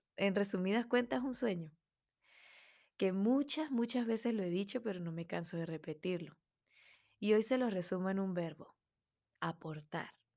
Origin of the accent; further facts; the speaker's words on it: Andes, Venezuela; una músico melómana venezolana